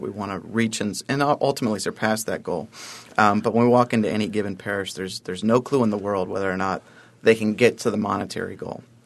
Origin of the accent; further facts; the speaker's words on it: Columbus, Ohio, United States; moved away as an adult; now in Buffalo, United States; Columbus, Ohio, uh, originally, but, uh, for the last almost two years of my life, Buffalo's been home